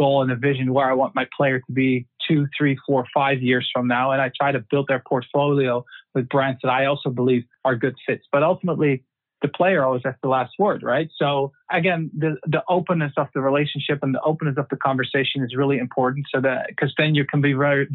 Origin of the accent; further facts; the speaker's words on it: Netherlands; also born or lived in Germany; born and raised in the Netherlands, grew up there. I lived in Germany for 4 years when I was 7 years old because of my dad's job.